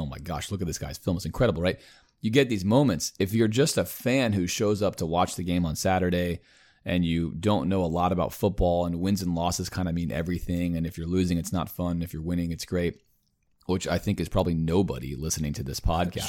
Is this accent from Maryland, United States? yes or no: yes; Baltimore, Maryland, United States; I was born in Baltimore.